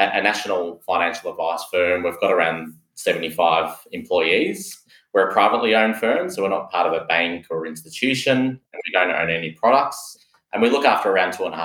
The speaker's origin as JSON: {"language": "English", "town": "Melbourne", "region": "Victoria", "country": "Australia", "tie": "born or raised there", "said": "not an expat myself, born and bred in Melbourne and have lived in Melbourne all my life."}